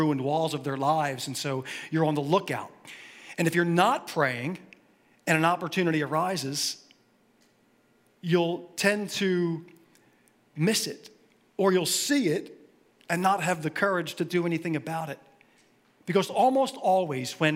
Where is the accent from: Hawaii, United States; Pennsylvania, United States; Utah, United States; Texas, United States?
Pennsylvania, United States; Philadelphia; I grew up in Philly, so I bleed green.